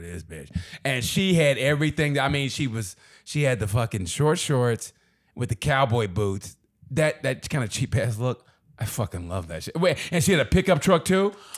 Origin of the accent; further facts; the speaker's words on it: Oklahoma, United States; moved away as an adult; also born or lived in Kansas City / Chicago / Dallas / Los Angeles; I grew up in Oklahoma